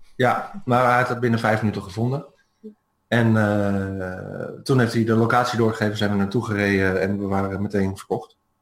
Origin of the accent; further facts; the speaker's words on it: Netherlands; moved away as an adult; als Nederlander